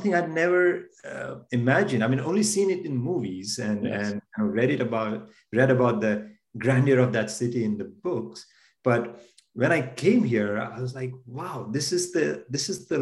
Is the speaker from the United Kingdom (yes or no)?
no; India; born or raised there; moved away as an adult; now in United States